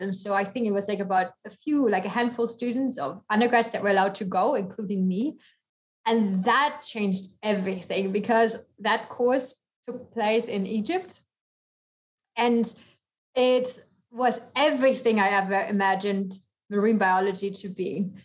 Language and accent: English; Germany; accent: German; moved away as an adult; also born or lived in Costa Rica; I am from Germany. Originally grew up there and then I uh, actually went to university there as well, bachelor, master's